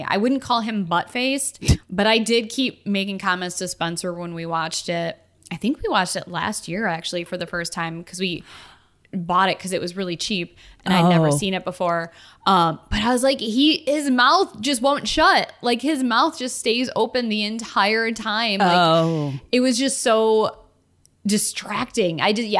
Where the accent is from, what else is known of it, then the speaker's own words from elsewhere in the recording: United Kingdom; I am British.